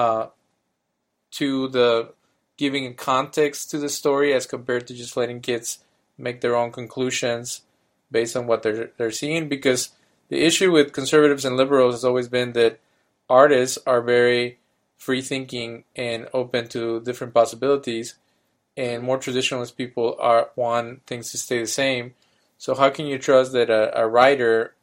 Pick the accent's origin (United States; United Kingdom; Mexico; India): Mexico; as a kid in Mexico